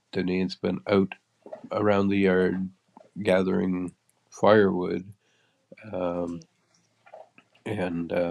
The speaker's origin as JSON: {"language": "English", "area": "Yarmouth County", "region": "Nova Scotia", "country": "Canada", "tie": "born or raised there", "moved": "yes", "said": "my hometown, my my home was actually not in town, but my home was in Yarmouth County, Nova Scotia"}